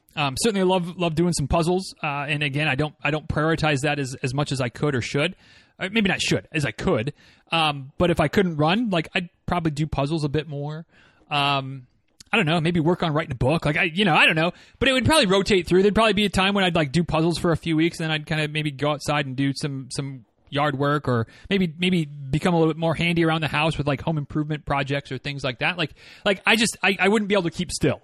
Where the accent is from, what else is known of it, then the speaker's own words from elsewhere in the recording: Northern Michigan, United States; moved away; growing up in Northern Michigan like I did